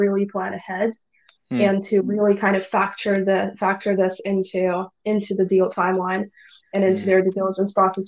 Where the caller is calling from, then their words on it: Russia; I am yet again in Russia.